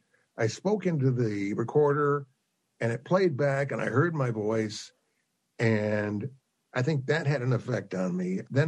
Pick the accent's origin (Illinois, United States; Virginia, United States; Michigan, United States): Michigan, United States; Ann Arbor; Ann Arbor, Michigan.